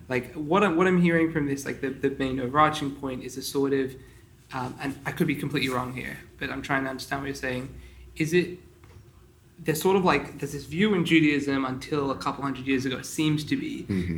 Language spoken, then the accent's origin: English; Sydney, New South Wales, Australia; I grew up in the Sydney Chabad community